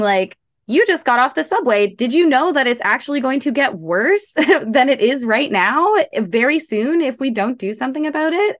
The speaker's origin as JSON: {"language": "English", "town": "Toronto", "region": "Ontario", "country": "Canada", "tie": "born or raised there", "said": "I grew up in Scarborough um, like in the heart of Scarborough, Markham"}